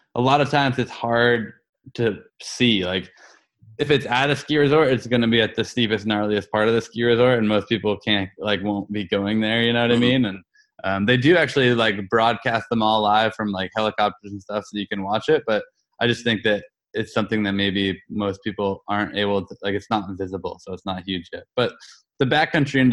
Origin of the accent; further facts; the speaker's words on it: Bethel, Maine, United States; here in my hometown in Bethel, Maine.